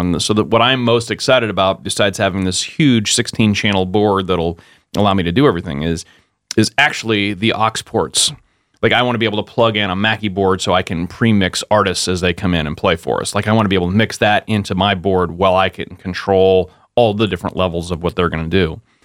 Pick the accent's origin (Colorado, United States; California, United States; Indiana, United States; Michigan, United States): California, United States; Modesto; moved away as an adult; also born or lived in San Diego, California; now in Pensacola, United States; my hometown where I grew up was in Modesto, California